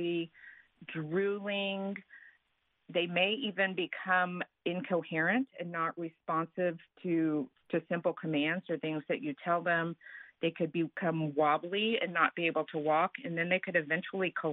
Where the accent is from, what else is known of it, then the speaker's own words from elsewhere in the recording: Texas, United States; I'm from Texas